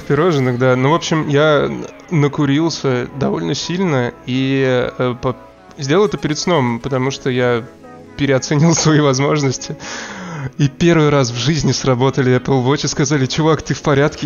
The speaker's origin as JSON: {"language": "Russian", "country": "Russia", "moved": "yes", "lives_now": "Amsterdam, Netherlands", "said": "Я э, из России"}